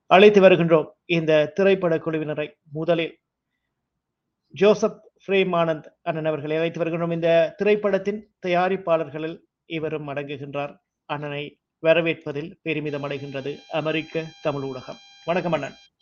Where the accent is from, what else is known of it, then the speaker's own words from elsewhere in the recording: Sri Lanka; நான் இலங்கையை சேர்ந்தன